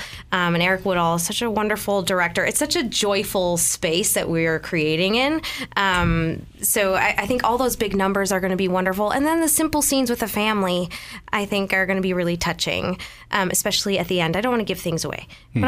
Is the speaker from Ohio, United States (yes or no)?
no; Rochester, New York, United States; I'm also from Rochester, New York.